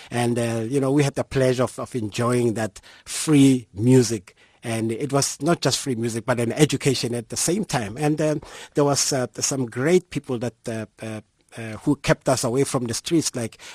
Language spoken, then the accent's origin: English; Mamelodi, Gauteng, South Africa; like any other one living in Mamelodi